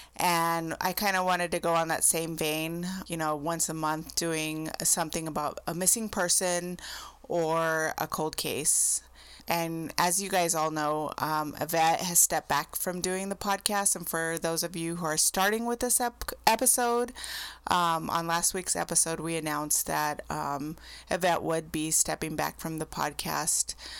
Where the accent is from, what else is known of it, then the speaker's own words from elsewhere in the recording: Arizona, United States; my home state of Arizona